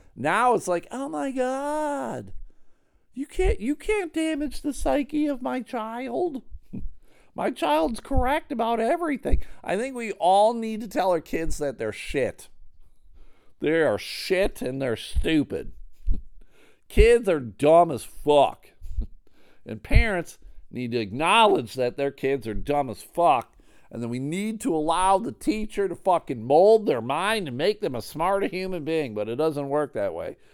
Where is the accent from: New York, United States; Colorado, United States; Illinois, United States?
New York, United States; Buffalo; I am from Buffalo